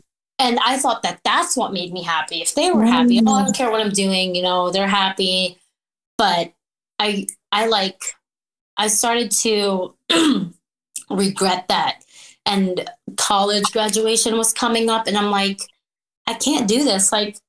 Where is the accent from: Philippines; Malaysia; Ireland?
Philippines; moved away; And, you know, growing up in the Philippines, it was so different from like, I would go home and I was raised like Filipino style